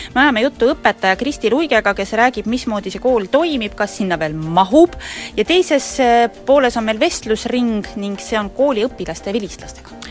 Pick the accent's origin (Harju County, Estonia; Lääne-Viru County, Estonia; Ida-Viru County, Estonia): Lääne-Viru County, Estonia; Rakvere; Rakveres, kust mina pärit olen